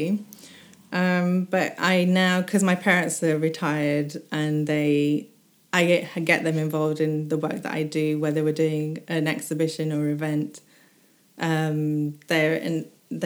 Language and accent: English; United Kingdom; I say I'm British mainly. South Asian British sometimes.